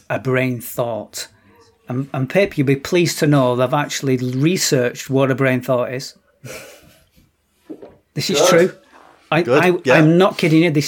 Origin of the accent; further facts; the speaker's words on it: Oldham, North West England, United Kingdom; We're both from Oldham